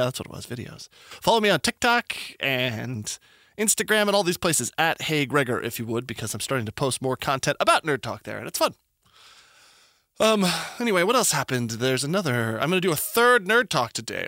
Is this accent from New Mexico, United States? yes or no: yes; Albuquerque, New Mexico, United States; moved away; I'm from New Mexico originally